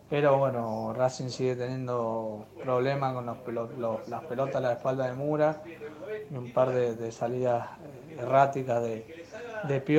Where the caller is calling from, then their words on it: Mendoza, Argentina; de Mendoza.